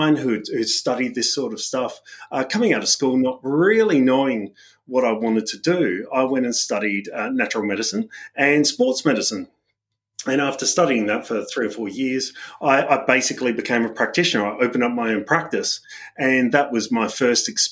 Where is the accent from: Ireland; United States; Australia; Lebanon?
Australia; Adelaide Hills, South Australia; moved away as an adult; also born or lived in United Kingdom; So the Adelaide Hills, I grew up there in basically in a family from immigrant parents